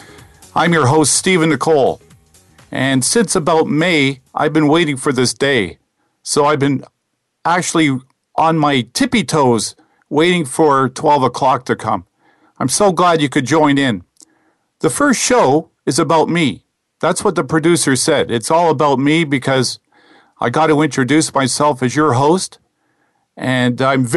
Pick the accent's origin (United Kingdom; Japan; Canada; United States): Canada; Montreal, Quebec; also born or lived in Toronto; I was born in Toronto, 1959, which makes me one of the last baby boomers. And I went to kindergarten in Toronto, and my folks got transferred to Montreal. And in Montreal, I went to school from grade 1 to grade 11